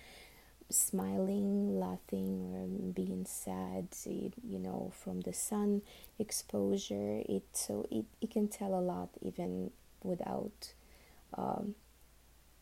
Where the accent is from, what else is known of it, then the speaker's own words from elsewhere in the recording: Uzbekistan; first language Russian; English is a second language; now in Miami, United States; I was actually born and raised in Uzbekistan